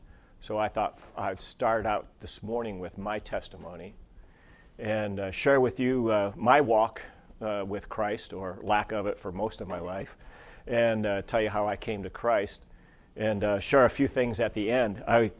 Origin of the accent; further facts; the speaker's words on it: Brunswick, Ohio, United States; It was called the First Christian Church of Brunswick, Ohio. So I grew up in Ohio, and the name of the denomination is Disciples of Christ.